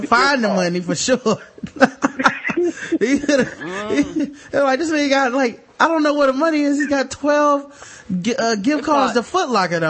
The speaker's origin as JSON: {"language": "English", "region": "the South", "country": "United States", "said": "we are from the South"}